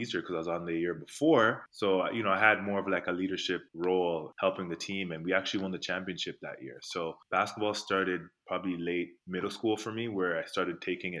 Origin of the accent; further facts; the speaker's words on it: Toronto, Ontario, Canada; also born or lived in North York; I grew up in Rexdale. I think I was in grade 2 where I moved from North York, and I moved to Rexdale, which is where I spent most of the years growing up.